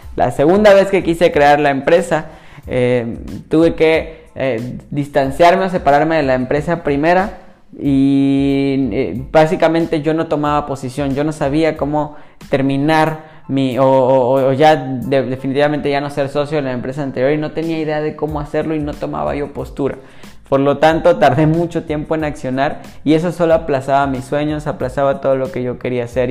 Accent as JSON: {"language": "Spanish", "town": "Mérida", "region": "Yucatán", "country": "Mexico", "tie": "born or raised there", "said": "yo soy originario de México y soy de Mérida, Yucatán"}